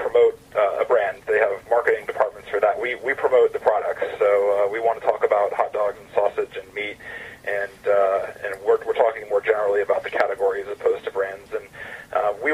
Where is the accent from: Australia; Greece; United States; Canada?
United States; Atlanta, Georgia; I'm a Southern guy. I'm from Atlanta